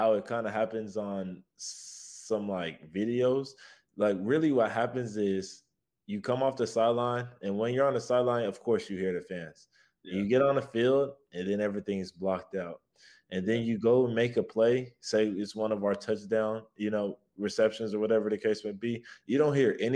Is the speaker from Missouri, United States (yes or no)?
no; Texas, United States; moved away as an adult; I am from Texas